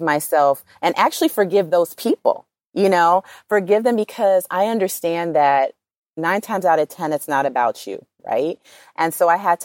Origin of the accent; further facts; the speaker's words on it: Los Angeles, California, United States; I come from South Central